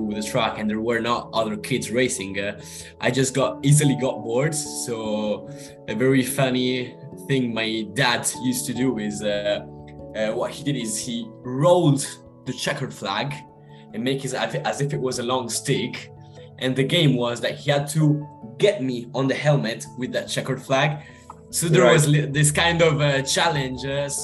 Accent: Monza, Lombardy, Italy; moved away as an adult; also born or lived in United Kingdom; That was actually my home race, because I'm actually from there. I live 5 minutes away from the Formula One racetrack

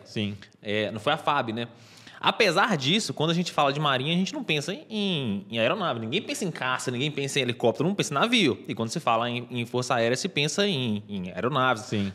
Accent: interior of Minas Gerais, Brazil; Como eu sou do interior de Minas Gerais

